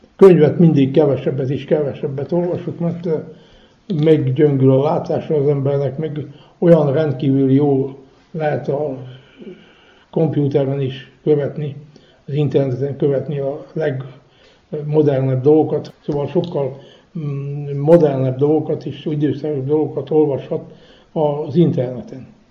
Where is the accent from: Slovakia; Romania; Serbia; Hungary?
Serbia; Feketić, Vojvodina; also born or lived in Rakovó (birthplace); jöttünk hegyesre, és itt közben tudtunk magyarul